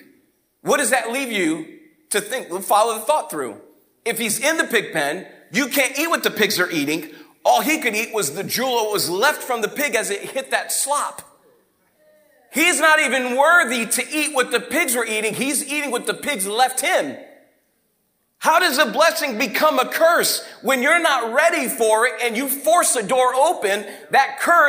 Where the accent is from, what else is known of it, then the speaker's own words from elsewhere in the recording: Fall River, Massachusetts, United States; moved away as an adult; now in Detroit, United States; Fall River, Massachusetts, grown up on the East Coast